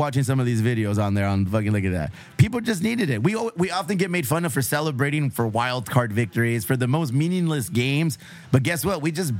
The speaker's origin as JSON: {"language": "English", "town": "Chula Vista", "region": "California", "country": "United States", "said": "we're from Chula Vista, National City. We're from the South Bay."}